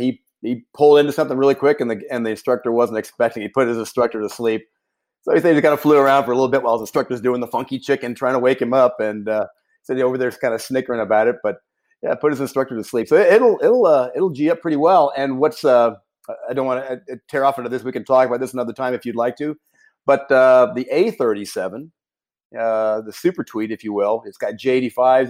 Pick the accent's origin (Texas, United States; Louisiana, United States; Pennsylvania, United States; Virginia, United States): Texas, United States; Houston; also born or lived in Arizona; I grew up right on the right on the gate, if you will, of NASA there uh, in the space program in Houston